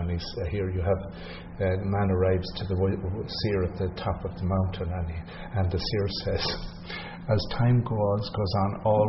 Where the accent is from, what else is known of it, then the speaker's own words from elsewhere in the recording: Ireland; I'm Irish, I can say 30